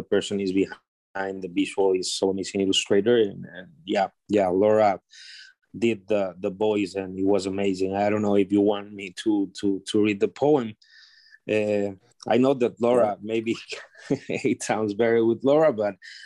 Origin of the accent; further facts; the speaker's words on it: Honduras; I am from Honduras, Central America